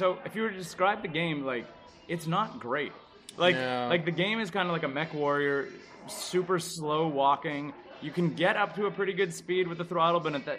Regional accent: Canada; we are Canadian and we're in Texas

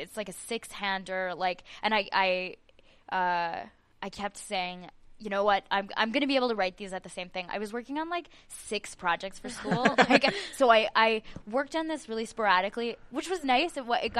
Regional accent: Edmonton, Alberta, Canada; moved away as an adult; now in Montreal, Canada; I'm from Edmonton, and I moved here to do the playwriting program at the National Theatre School of Canada.

